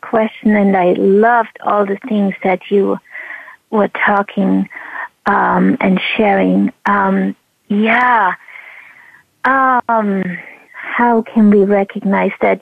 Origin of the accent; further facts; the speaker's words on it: East Germany, Germany; moved away; growing up in East Germany under oppression